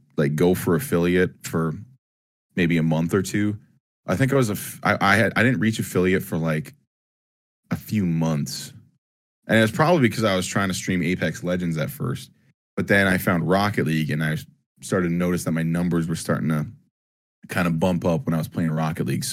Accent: Ajax, Ontario, Canada; I was born in Ajax, Ontario

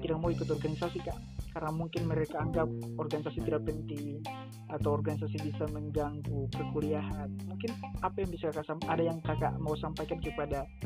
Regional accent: Gorontalo, Indonesia; Saya dari Gorontalo.

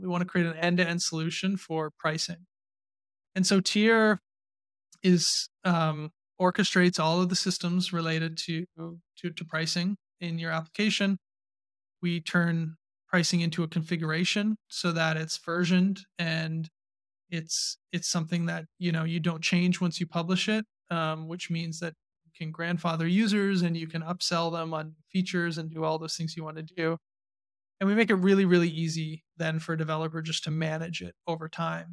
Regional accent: Canada; I still identify pretty strongly as a Canadian, Canadian entrepreneur.

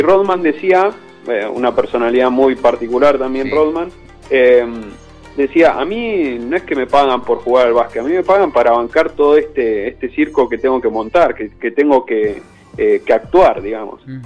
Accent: Bahía Blanca, Buenos Aires Province, Argentina; moved away as an adult; also born or lived in Coronel Dorrego; now in Madrid, Spain; nací en Bahía Blanca, eh, después, bueno, hice mi adolescencia en Coronel Dorrego, ahí a 100 kilómetros de, Bahía

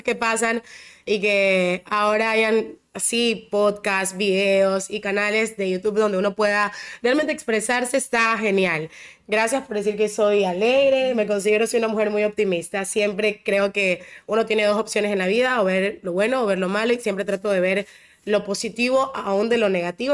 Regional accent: Ecuador; yo soy bien ecuatoriana

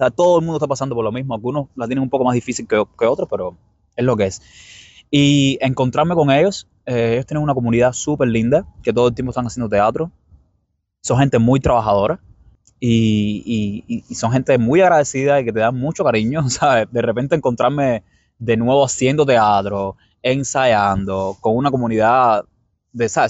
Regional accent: Cuba; moved away as an adult; now in New York, United States; Yo soy cubano.

